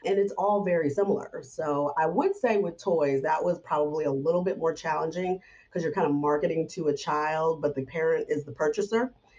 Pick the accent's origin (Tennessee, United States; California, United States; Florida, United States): Florida, United States; now in New York, United States; when I first moved to New York, you know, I came from Florida and this was like the big city.